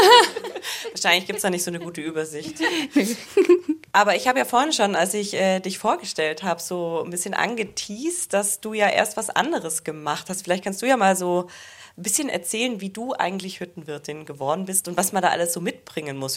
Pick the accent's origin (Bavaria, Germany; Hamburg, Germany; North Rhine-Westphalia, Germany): Bavaria, Germany; Allgäu; ich komme aus dem Allgäu